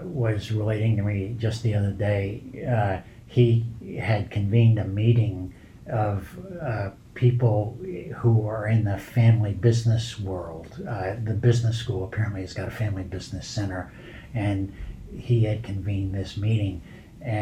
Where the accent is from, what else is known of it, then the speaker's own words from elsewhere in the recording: New York City, New York, United States; moved away; growing up in the Bronx amongst basically regular people